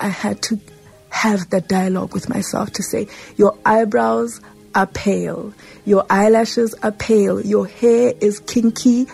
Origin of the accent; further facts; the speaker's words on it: Johannesburg, Gauteng, South Africa; I grew up in Lanesia South, and it was quite a pigmented society